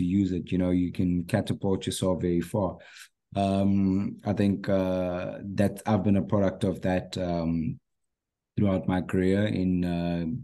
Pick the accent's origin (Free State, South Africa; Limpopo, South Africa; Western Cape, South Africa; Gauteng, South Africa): Free State, South Africa; Bloemfontein; also born or lived in Ghana; as I grew up in Bloemfontein